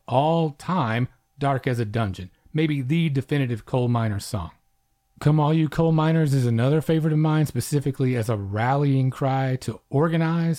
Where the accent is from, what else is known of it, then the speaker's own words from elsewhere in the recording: Oklahoma, United States; coming from my end of things out on the Great Plains